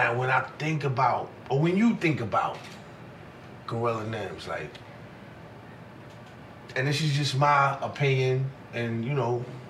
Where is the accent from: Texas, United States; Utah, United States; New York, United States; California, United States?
New York, United States; I'm from New York